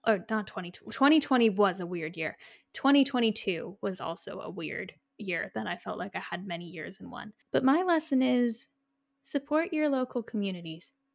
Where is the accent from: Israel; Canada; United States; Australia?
Canada; we are Canadian